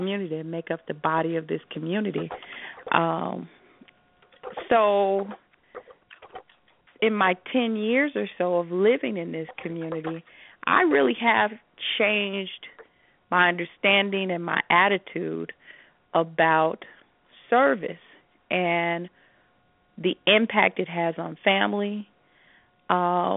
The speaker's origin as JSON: {"language": "English", "town": "Chicago", "region": "Illinois", "country": "United States", "tie": "born or raised there", "moved": "yes", "lives_now": "Las Vegas, United States", "said": "Growing up in Chicago, in the Midwest"}